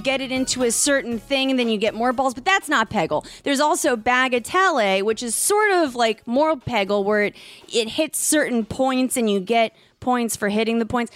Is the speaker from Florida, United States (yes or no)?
yes; Miami, Florida, United States; now in New York City, United States; I'm from South Florida